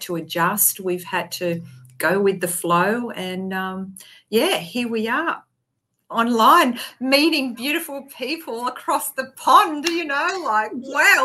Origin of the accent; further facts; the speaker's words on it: Queensland, Australia; I'm from Australia